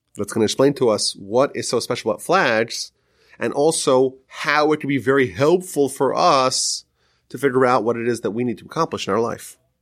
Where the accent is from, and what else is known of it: United States